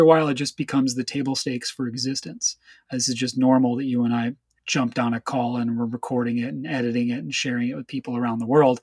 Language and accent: English; Chicago, Illinois, United States; moved away; also born or lived in West Coast; I'm originally from Chicago, and in Chicago, in the music scene that I participated